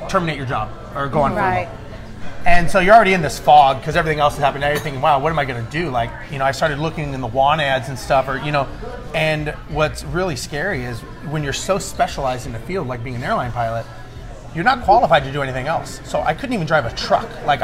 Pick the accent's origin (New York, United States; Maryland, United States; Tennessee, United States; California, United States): California, United States; Huntington Beach; moved away as an adult; also born or lived in Los Angeles / Guam; now in Houston, United States; I was born and raised on the West Coast in Huntington Beach, Orange County area. August of 2001, we moved here to Houston.